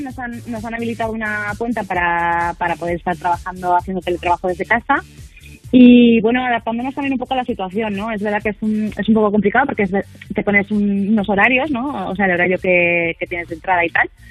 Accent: Valencia, Valencian Community, Spain; now in Palma de Mallorca, Spain; toda mi familia es de Valencia

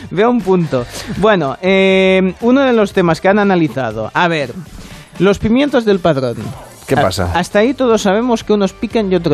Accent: Galicia, Spain; Mucho, que somos gallegos.

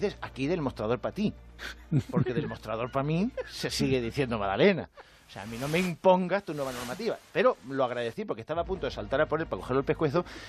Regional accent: Albacete, Castilla-La Mancha, Spain; soy de Albacete

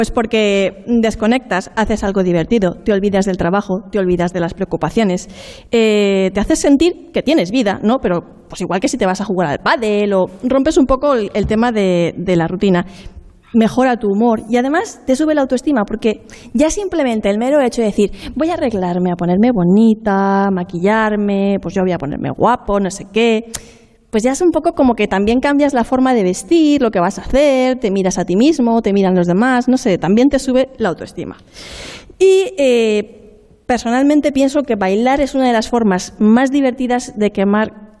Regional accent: Monforte del Cid, Valencian Community, Spain; soy de Monforte de Cis, soy alicantina, tenemos fiestas de moros y cristianos

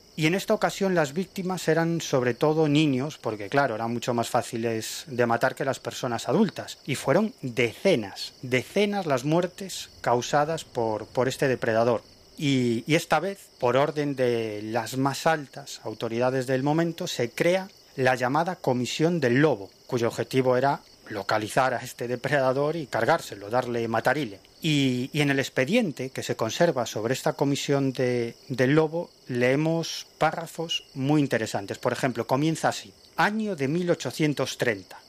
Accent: Galicia, Spain; en mi tierra, en Galicia

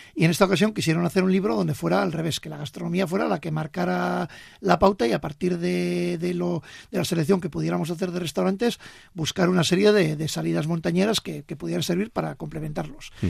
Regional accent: Gazpierras, Navarre, Spain; somos de Gazpierras los dos

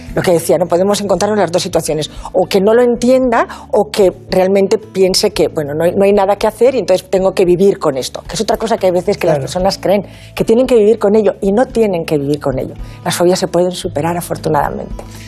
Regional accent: Asturias, Spain; now in Valencia, Spain; Soy asturiana de corazón valenciana de adopción

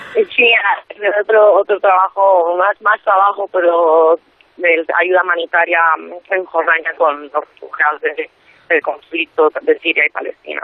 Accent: Madrid, Community of Madrid, Spain; tengo 27 años y soy de Madrid.

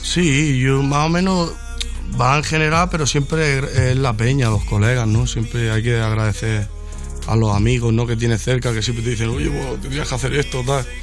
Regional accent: Mallorca, Balearic Islands, Spain; Yo que soy de Mallorca

